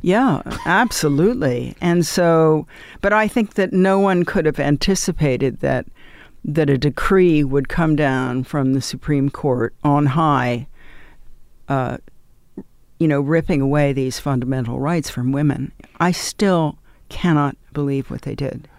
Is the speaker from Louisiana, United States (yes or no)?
no; New York, United States; I grew up in New York.